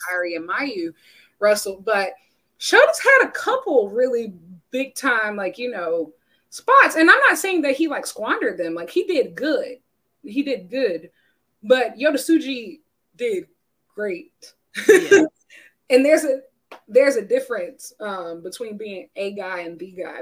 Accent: United States; as an American

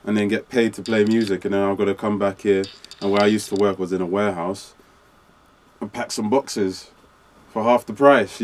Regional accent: London, United Kingdom; I was born in Park Royal Hospital

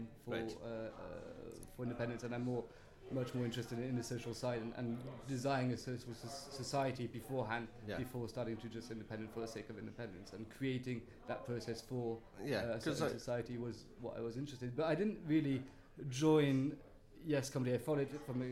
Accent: Brittany, France; also born or lived in Cornwall; now in Aberystwyth, United Kingdom; I am indeed. I'm Cornish, half Breton

